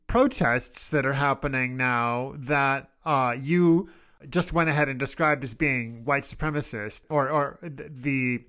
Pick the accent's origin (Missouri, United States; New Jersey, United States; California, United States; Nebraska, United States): Nebraska, United States; Omaha; I was raised in Omaha, Nebraska, which was a very segregated city and and a very racist place.